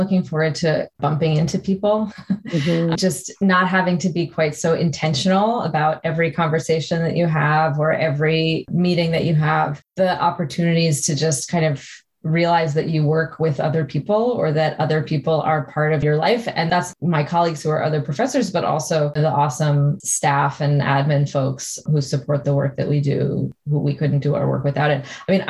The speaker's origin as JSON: {"language": "English", "region": "New York", "country": "United States", "tie": "born or raised there", "moved": "as an adult", "lives_now": "Canada", "said": "I grew up in New York and I had already moved to Canada."}